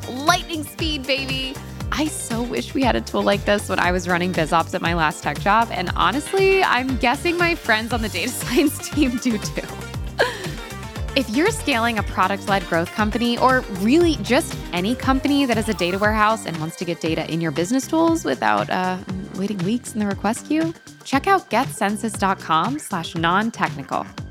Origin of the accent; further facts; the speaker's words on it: Connecticut, United States; moved away; I'm from Connecticut. I'm also from the East Coast.